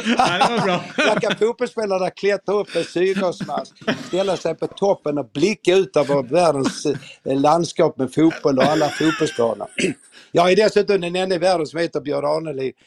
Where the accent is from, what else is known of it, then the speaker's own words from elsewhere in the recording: Malmö, Skåne, Sweden; moved away as an adult; now in Stockholm, Sweden; Jag är född och uppvuxen i Malmö